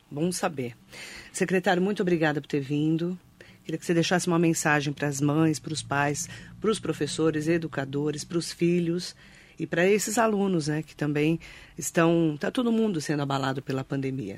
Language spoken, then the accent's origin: Portuguese; Suzano, São Paulo, Brazil; Eu que sou de Suzano, imagina, meu pai estudou no Raul Brasil